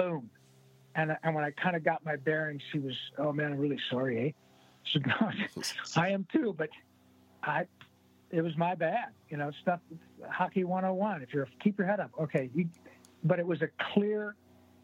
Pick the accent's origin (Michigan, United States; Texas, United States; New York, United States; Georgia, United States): Michigan, United States; also born or lived in Livonia, Michigan / Dearborn, Michigan / Rochester, Michigan / Grand Blanc, Michigan; I was born in Livonia and lived in Dearborn, Rochester, went to high school in Grand Blanc. And as they say, pure Michigan